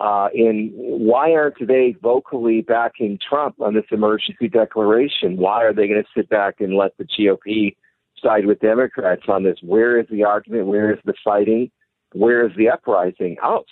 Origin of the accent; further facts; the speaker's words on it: California, United States; I grew up in California. I'm a native of California